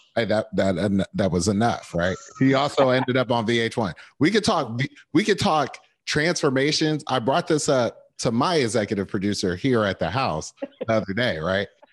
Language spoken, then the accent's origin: English; New Jersey, United States; I'm coming from Jersey